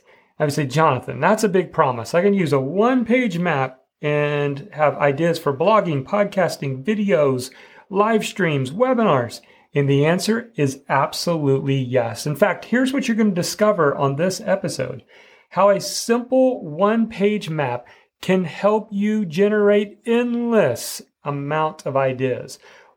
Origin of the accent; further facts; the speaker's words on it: Midwest, United States; I grew up in the Midwest